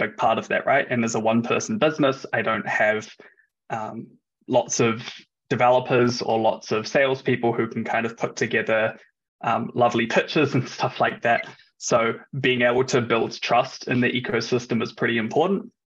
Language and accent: English; New Zealand; moved away as an adult; now in Germany; I'm originally from New Zealand, which is obviously on the other side of the world